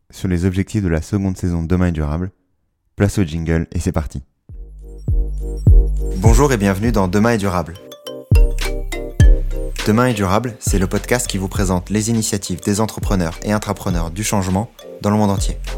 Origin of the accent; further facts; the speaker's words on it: Paris, Île-de-France, France; born there; Je suis né à Paris et la nature a été, pendant la majorité de ma jeunesse, la dernière de mes préoccupations.